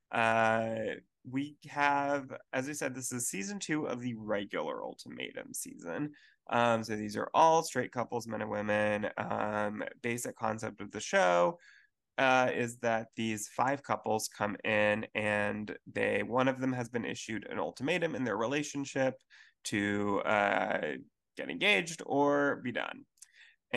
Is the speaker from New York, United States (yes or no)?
no; Houston, Texas, United States; Houston, which is super exciting for me, my hometown.